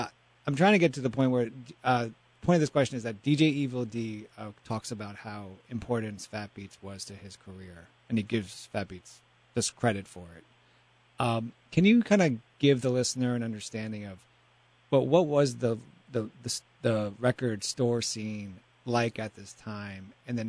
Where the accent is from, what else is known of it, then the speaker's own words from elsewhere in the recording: New York City, New York, United States; I was 15 years old at the time. I grew up in Washington Heights.